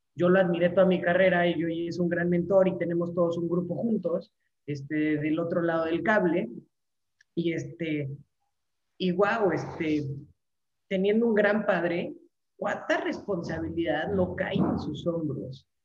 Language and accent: Spanish; Mexico City, Mexico; moved away as an adult; now in Mérida, Mexico; Yo soy de la Ciudad de México